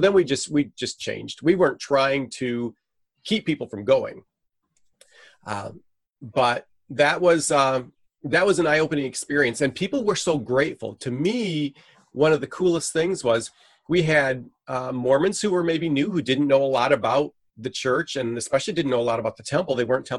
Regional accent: Venezuela; now in United States; I'm a missionary kid. I grew up in Venezuela, South America, so I'm fluent in Spanish.

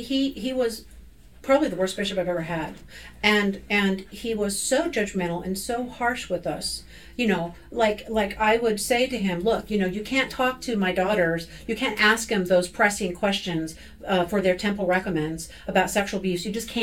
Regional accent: Olympia, Washington, United States; Calvary Chapel in my hometown

